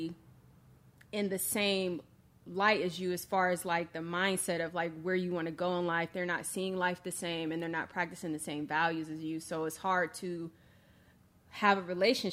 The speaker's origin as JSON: {"language": "English", "town": "Akron", "region": "Ohio", "country": "United States", "tie": "born or raised there", "said": "I grew up in Akron, Ohio"}